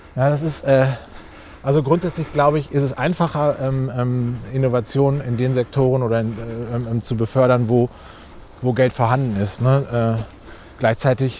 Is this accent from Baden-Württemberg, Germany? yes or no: no; Recklinghausen, North Rhine-Westphalia, Germany; im, im, Stadtgarten von Recklinghausen, meiner Heimatstadt.